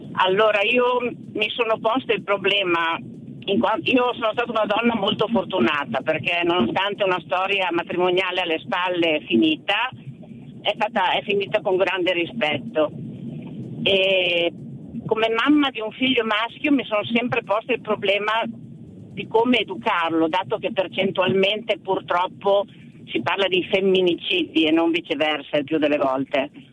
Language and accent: Italian; Mantua, Lombardy, Italy; Io sono di Mantova